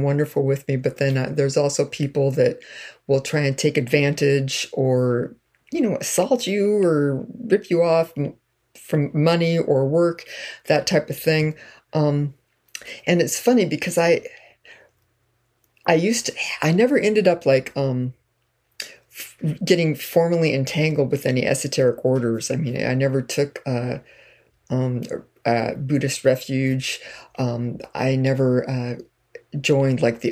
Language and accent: English; Fresno, California, United States; I was born in Fresno